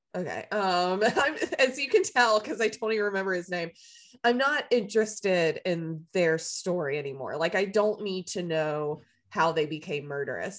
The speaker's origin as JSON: {"language": "English", "region": "the South", "country": "United States", "tie": "born or raised there", "said": "I grew up in the South"}